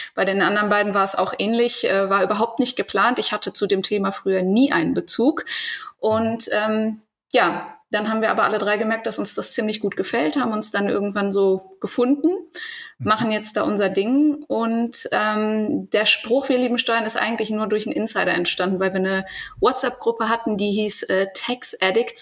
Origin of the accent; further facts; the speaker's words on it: Eifel / Cologne area, North Rhine-Westphalia, Germany; now in Ruhr area, Germany; ich komme nicht aus dem Ruhrgebiet, ich wohne da jetzt. Ich komme aber eigentlich ah. eher aus der Eifeler Kölner Ecke